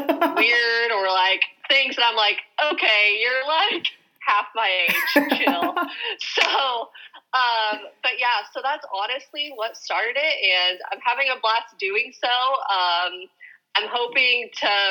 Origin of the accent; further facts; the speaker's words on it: Kansas, United States; also born or lived in Nebraska; now in Oregon, United States; I am originally from Kansas, then I moved to Nebraska.